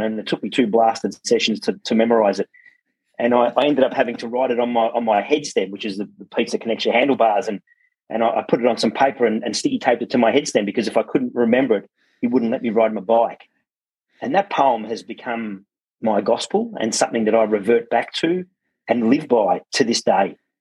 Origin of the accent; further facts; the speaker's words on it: Werribee, Victoria, Australia; English is a second language; I was born locally in Werribee, uh, just at the old Werribee Hospital